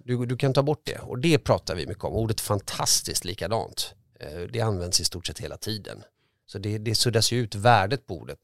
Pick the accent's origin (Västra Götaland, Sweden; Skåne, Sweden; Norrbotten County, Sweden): Västra Götaland, Sweden; Gothenburg; born or raised there